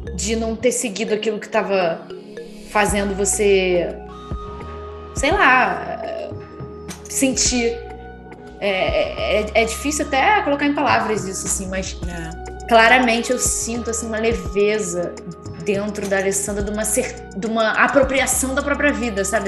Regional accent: Rio de Janeiro, Brazil; eu sou do Rio.

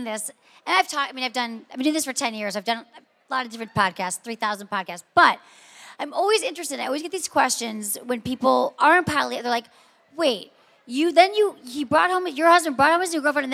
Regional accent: Michigan, United States; also born or lived in San Francisco; now in Los Angeles, United States; I'm from Michigan originally

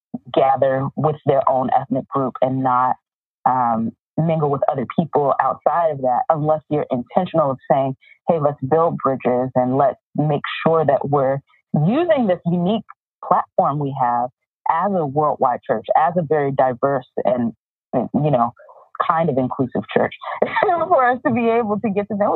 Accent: East Coast, United States; But, you know, growing up on the East Coast, there are always these tales of the integration of the West

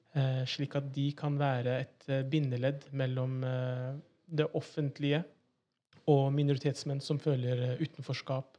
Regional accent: Oslo, Norway; født og oppvokst i Oslo. Så er da en Oslo-gutt

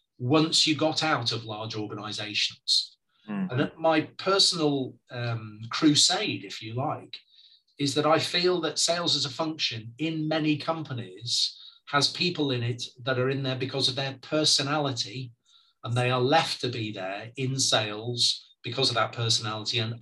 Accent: Preston, North West England, United Kingdom; I was born and brought up in Preston in Lancashire

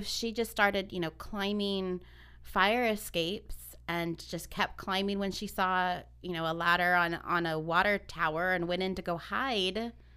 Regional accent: Ventura County, California, United States; we're from Ventura County

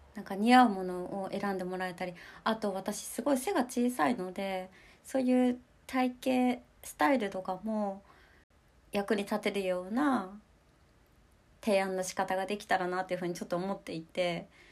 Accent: Nemuro, Hokkaido, Japan; moved away as an adult; also born or lived in Sapporo; 私の地元生まれたところの根室っていうところでは

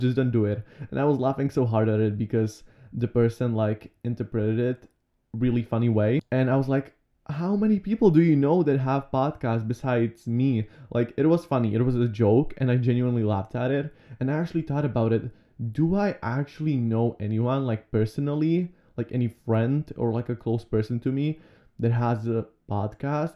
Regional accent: Slovakia; I was born here in Slovakia.

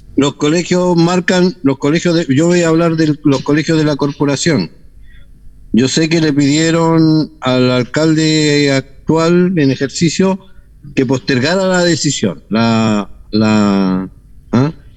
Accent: Chile; nuestra forma de ser como chileno

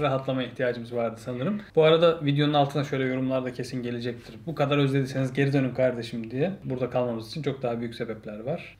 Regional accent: Ankara, Turkey; moved away as an adult; now in Netherlands; ben işte Ankaralıyım.

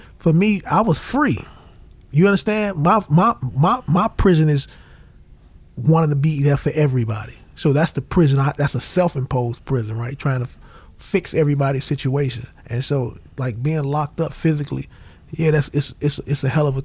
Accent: United States; I come from Woodlawn. I owe a lot to Woodlawn.

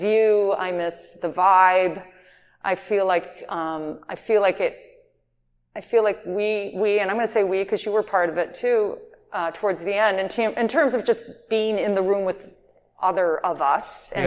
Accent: Detroit, Michigan, United States; moved away; also born or lived in Los Angeles; I'm from Detroit originally

